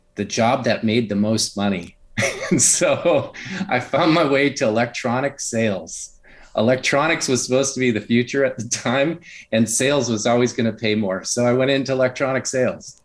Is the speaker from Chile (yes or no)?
no; Upper Michigan, United States; I grew up in a really rural area in Upper Michigan